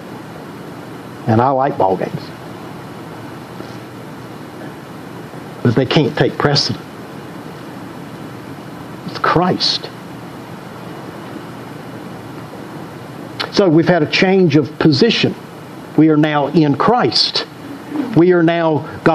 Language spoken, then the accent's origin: English; the South, United States; I grew up here in the South.